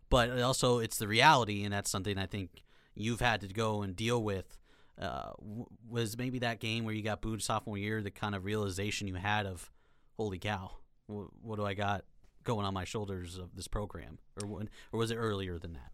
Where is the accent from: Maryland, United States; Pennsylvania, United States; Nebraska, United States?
Nebraska, United States; Kearney; now in Lincoln, United States; I am from Kearney, Nebraska, so I'm a Nebraska native. Uh, grown up under the Nebraska umbrella my entire life.